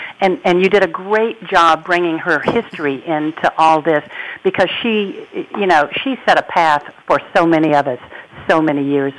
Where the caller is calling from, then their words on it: Raleigh, North Carolina, United States; calling from Raleigh, North Carolina, from my home office, looking out into the back where it is lush and green and absolutely spectacular.